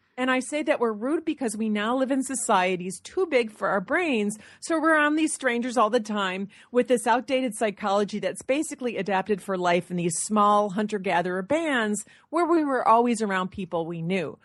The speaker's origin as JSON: {"language": "English", "region": "Michigan", "country": "United States", "said": "I'm from Michigan"}